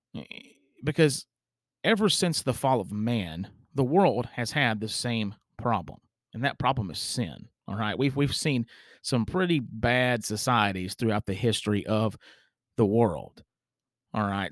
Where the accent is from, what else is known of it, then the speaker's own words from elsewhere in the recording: United States; as an American citizen